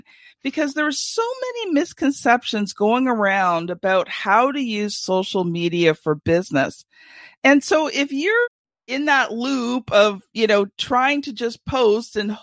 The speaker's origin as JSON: {"language": "English", "country": "Canada", "said": "I'm a Canadian"}